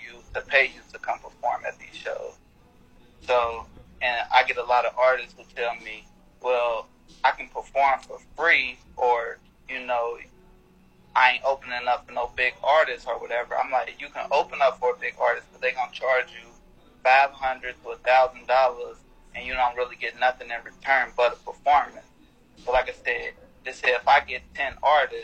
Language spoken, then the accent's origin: English; Cincinnati, Ohio, United States; now in West Palm Beach, United States; I'm originally from Cincinnati, Ohio